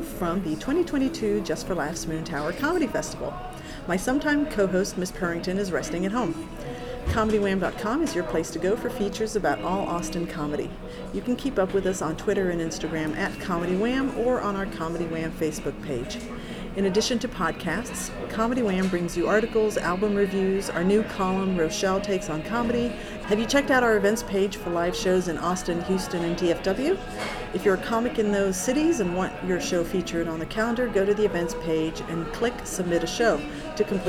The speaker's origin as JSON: {"language": "English", "country": "Belgium", "tie": "born or raised there", "moved": "yes", "lives_now": "United States", "said": "I was born in Belgium"}